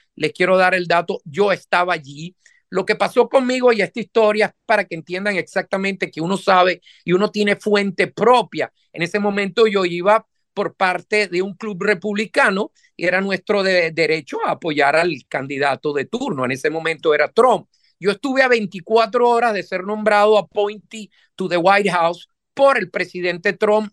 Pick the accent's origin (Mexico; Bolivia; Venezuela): Venezuela; moved away as an adult; now in United States; yo vengo de Venezuela prácticamente, soy de origen, mi familia es toda italiana, pero yo nací en Venezuela